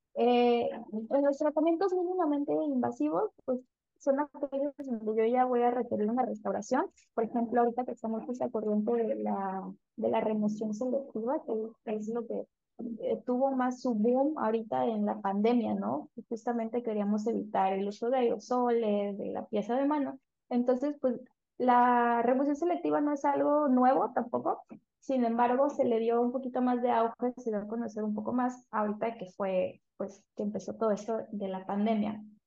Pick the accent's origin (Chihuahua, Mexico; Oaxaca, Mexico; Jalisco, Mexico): Oaxaca, Mexico; San Juan Bautista Tuxtepec; also born or lived in Veracruz / Puebla; Yo soy de Tuxtepec, que es un municipio que se encuentra en el estado de Oaxaca, soy oaxaqueña